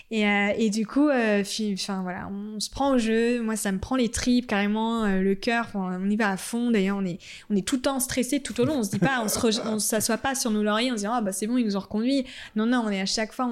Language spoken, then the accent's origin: French; Annecy, Auvergne-Rhône-Alpes, France; On, est, on vient